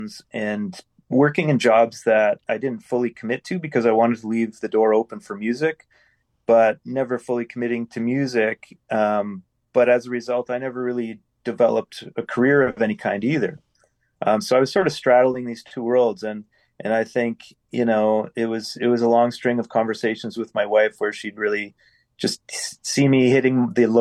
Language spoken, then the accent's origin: English; Winnipeg, Manitoba, Canada; Been born and raised in Winnipeg